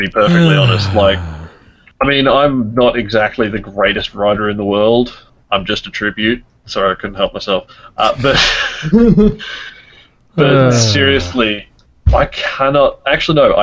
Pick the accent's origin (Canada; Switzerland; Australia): Australia; I am Australian